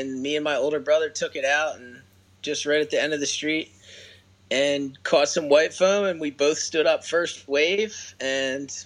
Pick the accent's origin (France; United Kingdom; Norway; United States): United States; Birchrunville, Pennsylvania; I actually grew up in a town called Birch Runville, Pennsylvania, about 3 hours